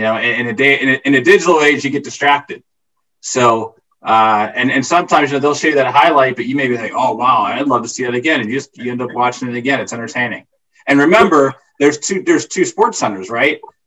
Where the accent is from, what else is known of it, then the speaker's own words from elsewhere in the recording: Plum, Pennsylvania, United States; also born or lived in Washington, D.C.; Grew up outside of Pittsburgh, an area called Plumborough, which is east of Pittsburgh.